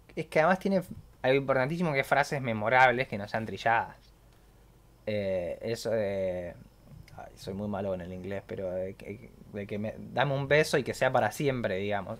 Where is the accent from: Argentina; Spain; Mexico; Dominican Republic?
Argentina; yo soy argentino y sé lo que es una buena pizza